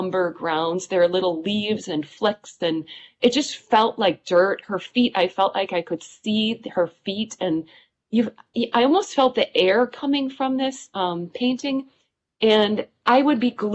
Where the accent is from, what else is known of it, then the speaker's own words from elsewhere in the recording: Wisconsin, United States; it was in my hometown